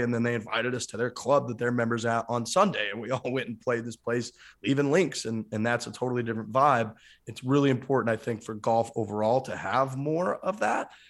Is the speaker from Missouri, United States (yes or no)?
yes; St. Louis, Missouri, United States; I grew up in the Saint Louis area